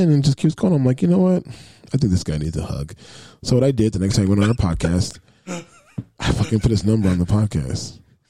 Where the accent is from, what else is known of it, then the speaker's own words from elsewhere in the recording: the South, United States; I'm from the South.